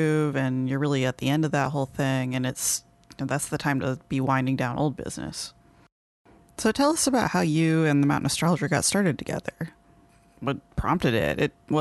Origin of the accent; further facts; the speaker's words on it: Seattle, Washington, United States; I'm from Seattle